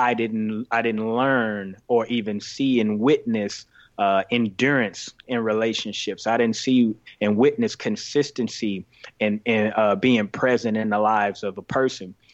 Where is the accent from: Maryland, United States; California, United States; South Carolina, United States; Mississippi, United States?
Mississippi, United States; Greenville; also born or lived in Chicago, Illinois; I grew up in Greenville, Mississippi